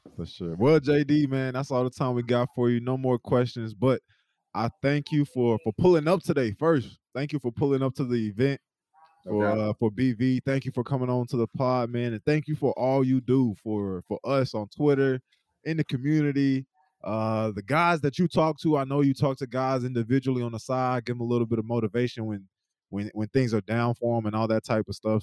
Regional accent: East Coast, United States; moved away as an adult; Me and Trey Sermon, you know, we came we came from the East Coast

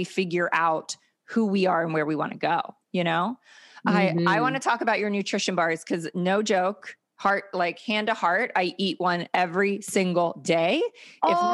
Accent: Maryland, United States; moved away; also born or lived in California; I'm from Maryland

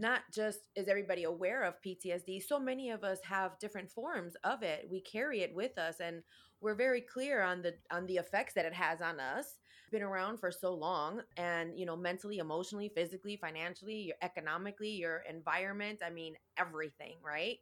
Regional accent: Chicago, Illinois, United States; I was born and raised in Chicago

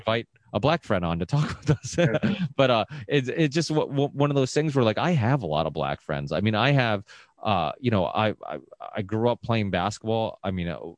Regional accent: Ludlow, Massachusetts, United States; we're from the Ludlow Springfield area

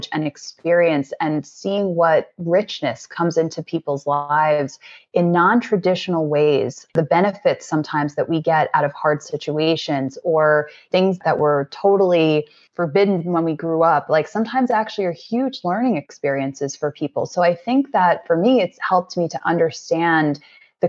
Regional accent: New York, United States; growing up as a New Yorker

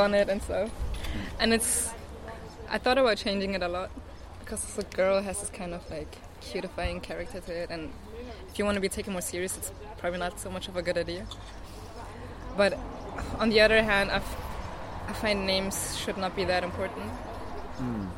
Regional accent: Munich, Bavaria, Germany; moved away as an adult; now in Berlin, Germany; I grew up in Munich, was born there

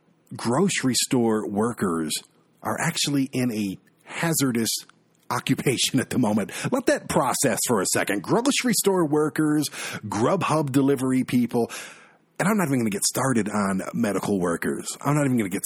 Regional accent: Michigan, United States; my home state of Michigan

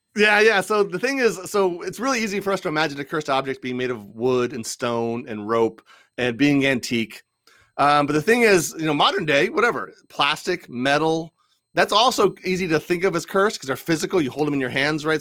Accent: Washington, District of Columbia, United States; I grew up in the D C area

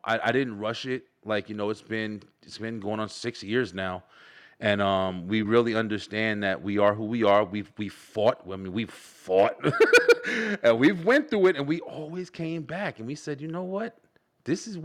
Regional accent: Elizabeth, New Jersey, United States; moved away; born and raised in Jersey, Elizabeth, New Jersey, right by New York

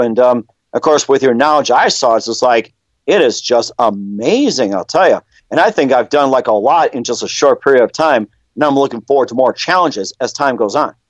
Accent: Milwaukee, Wisconsin, United States; now in North Dakota, United States; I was born in Milwaukee

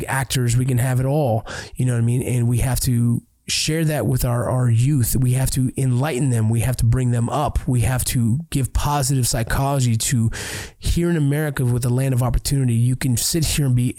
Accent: Los Angeles, California, United States; But I was raised Mexican because of where I was

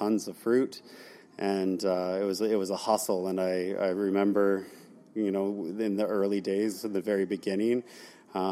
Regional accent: Port Alberni, British Columbia, Canada; I was born in Port Alberni.

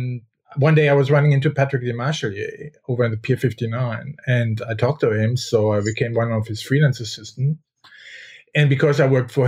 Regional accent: Germany; moved away as an adult; also born or lived in Paris, France / New York, United States; I am from Germany, and there I work for Vogue

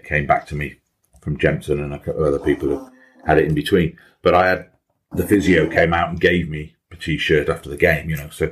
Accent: Wales, United Kingdom; A proud Welshman

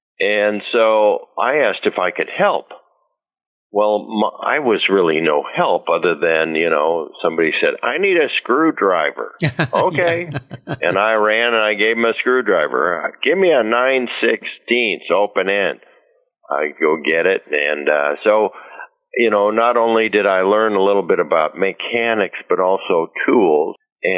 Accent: Chicago, Illinois, United States; moved away as an adult; now in Riverside, United States; Well, probably starting in college, you know, I moved from Chicago to Riverside, and I wasn't really interested in school that much.

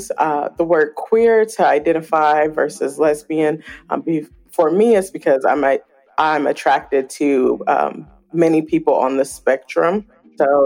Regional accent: Oakland, California, United States; I grew up in Oakland, California

